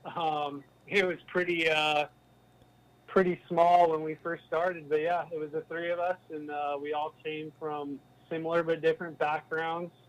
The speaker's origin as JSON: {"language": "English", "region": "California", "country": "United States", "tie": "born or raised there", "moved": "as an adult", "lives_now": "Arizona, United States", "said": "growing up in California"}